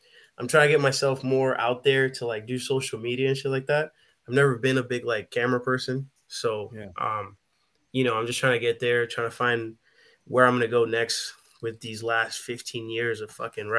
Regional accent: New York, United States; moved away as an adult; also born or lived in Caribbean; now in Washington State, United States; I'm from New York. I currently live in Washington.

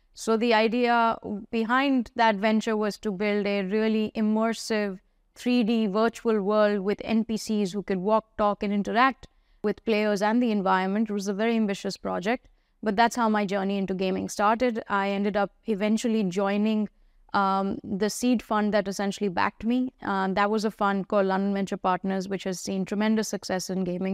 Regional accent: India; I grew up in India

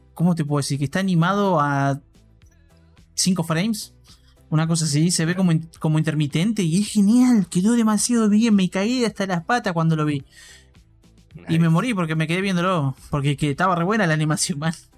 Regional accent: Argentina; mi sangre argentina

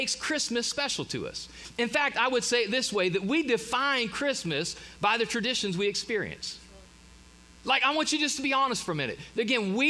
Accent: Ohio, United States; moved away; We typically get to go north back. I'm from Ohio. Typically get to go home for the holidays

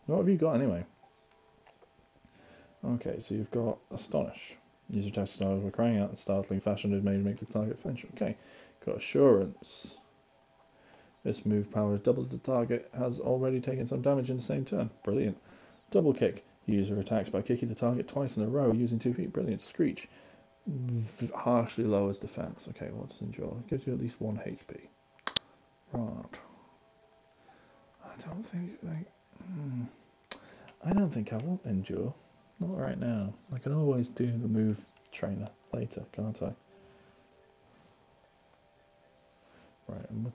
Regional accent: United Kingdom; I'm British

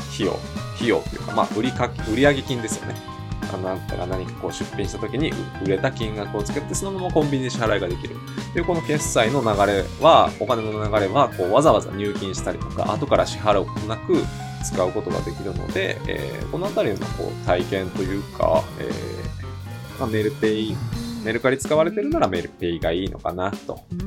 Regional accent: Hyogo, Japan; 私の出身が兵庫県

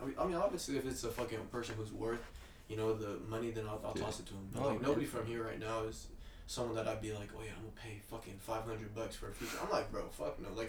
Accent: Kent, Washington, United States; we're all from Kent

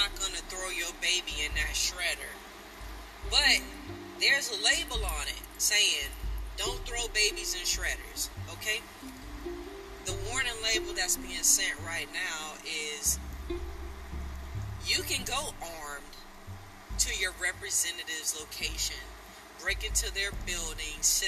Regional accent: South Georgia, United States; accent: twang; I'm from South Georgia, and even though I can't hear my twang, as we like to call it, I am fully aware that it comes through when I'm talking.

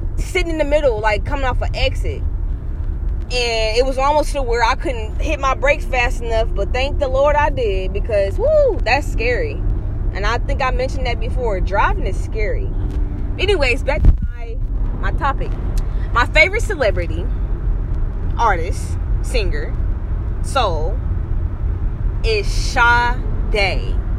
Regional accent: Kansas City, Kansas, United States; I was born and raised in Kansas City, Kansas

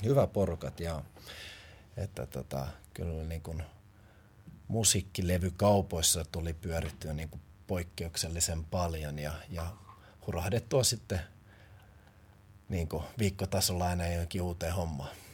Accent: Helsinki, Uusimaa, Finland; moved away; also born or lived in Porvoo; olen tuot Pakilasta kotoisin

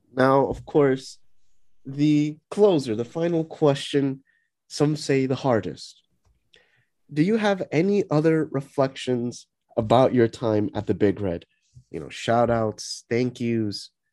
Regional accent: tri-state area, United States; we're American, right? We're yeah. from the tri-state area

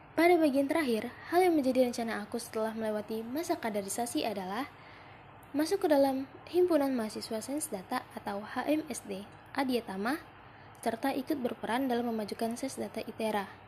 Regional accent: Simalungun, North Sumatra, Indonesia; Aku asal Sumatera Utara, tepatnya di Simalungun

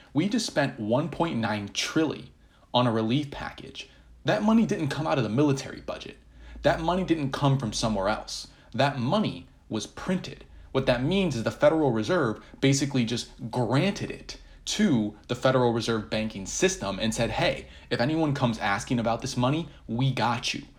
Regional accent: United States; I still feel very American at heart

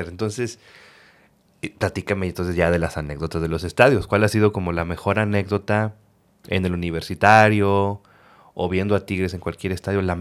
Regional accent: Reynosa, Tamaulipas, Mexico; now in Monterrey, Mexico; yo soy de Reynosa, Tamaulipas.

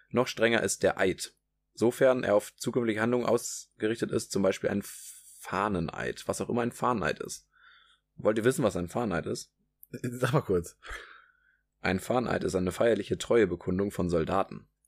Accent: Hamburg, Germany; In Hamburg als Hamburger

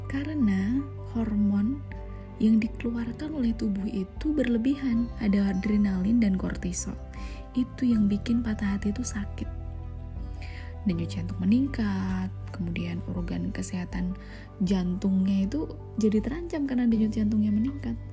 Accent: Java, Indonesia; kalau saya sih orang Jawa ya wes

